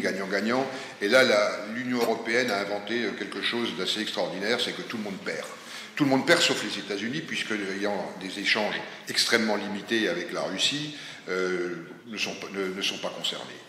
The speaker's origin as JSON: {"language": "French", "country": "France", "said": "nous, en tant que Français"}